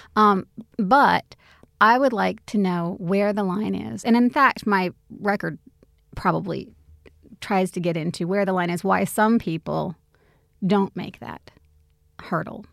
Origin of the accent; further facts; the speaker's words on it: United States; moved away; also born or lived in Australia; I am, you know, American, I'm Australian, I'm both